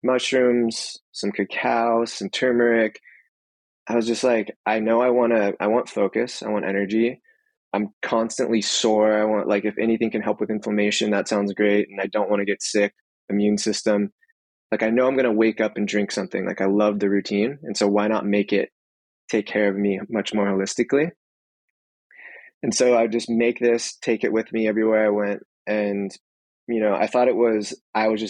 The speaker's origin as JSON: {"language": "English", "town": "Santa Cruz", "region": "California", "country": "United States", "tie": "born or raised there", "also_born_or_lived": "San Francisco / Mountain View", "said": "I'm born and raised in Santa Cruz"}